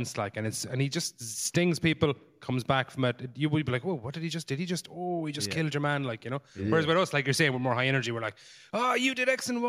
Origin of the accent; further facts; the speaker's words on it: West Limerick, Munster, Ireland; I'm from West Limerick, the countryside.